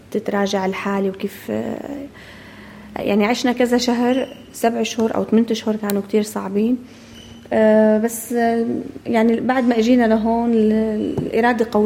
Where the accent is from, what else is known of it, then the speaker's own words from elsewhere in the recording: Syria; now in Melbourne, Australia; ومن لما طلعنا نحن من من سوريا